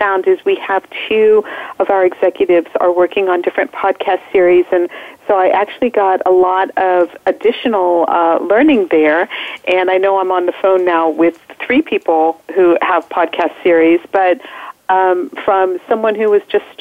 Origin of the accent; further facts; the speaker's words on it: State College, Pennsylvania, United States; I am in my hometown. Oh, it's called Happy Valley, Pennsylvania